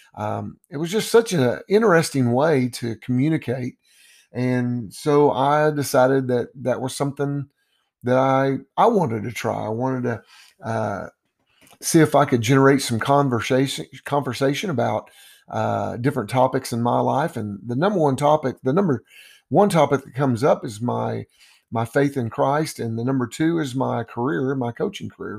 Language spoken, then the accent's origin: English; Dallas, Texas, United States; also born or lived in Levelland, Texas / Lubbock, Texas / Whiteface, Texas / Colorado; I am from Dallas. I've, I was born here, lived most of my life here